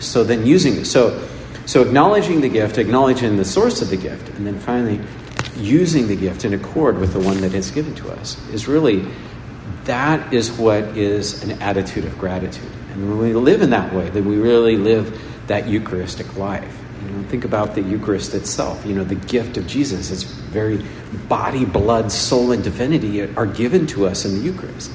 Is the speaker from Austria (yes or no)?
no; United States; In, in the United States, we tend to attach and pronounce the R and attach it to everything